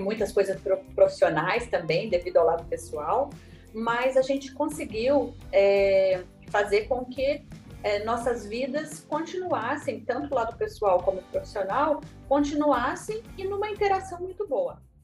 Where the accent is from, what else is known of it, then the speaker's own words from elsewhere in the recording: Maringá, Paraná, Brazil; Eu nasci aqui em Maringá mesmo